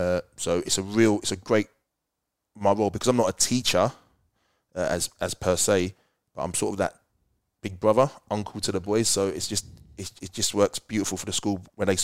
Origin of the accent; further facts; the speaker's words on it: London, United Kingdom; because I'm not a teacher, I'm more, because I'm like from London.